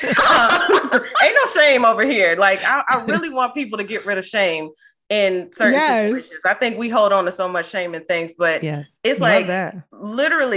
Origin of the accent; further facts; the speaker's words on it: Cincinnati, Ohio, United States; moved away as an adult; also born or lived in East Coast; I'm originally from Cincinnati and I'm unfortunately back here right now